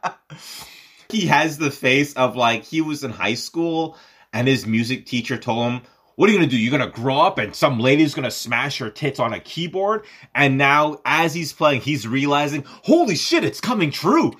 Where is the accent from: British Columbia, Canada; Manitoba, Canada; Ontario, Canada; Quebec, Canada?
Quebec, Canada; Montreal; also born or lived in Los Angeles; born and raised in Montreal, now living part-time in Los Angeles